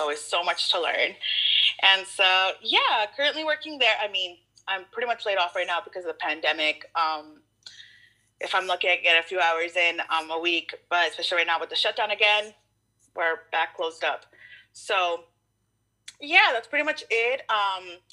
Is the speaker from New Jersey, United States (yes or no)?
no; Ashland, Oregon, United States; we moved to the valley. My family did. When I was 3